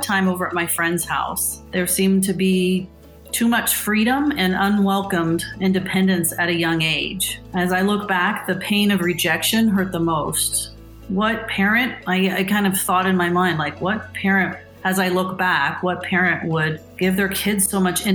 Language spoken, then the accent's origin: English; Indianapolis, Indiana, United States; I grew up here in Indy in a Catholic community and attended Catholic schools for 8 years